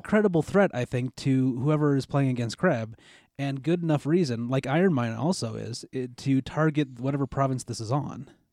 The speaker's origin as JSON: {"language": "English", "country": "United States", "said": "being an American"}